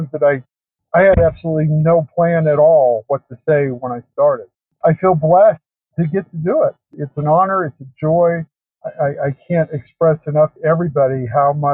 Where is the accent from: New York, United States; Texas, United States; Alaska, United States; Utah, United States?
Utah, United States; I grew up in Utah